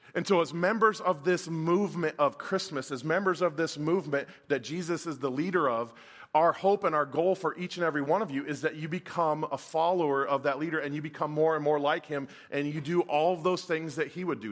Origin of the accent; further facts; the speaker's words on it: Folsom, California, United States; I grew up in the mid-eighties, and I grew up in Northern California